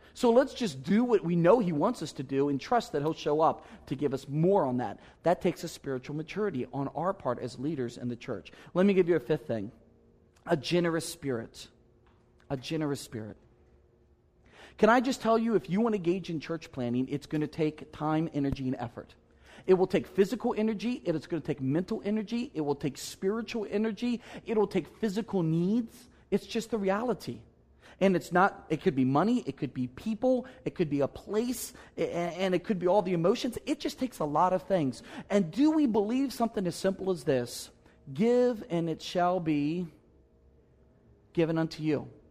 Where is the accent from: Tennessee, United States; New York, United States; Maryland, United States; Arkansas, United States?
Maryland, United States; I'm from Maryland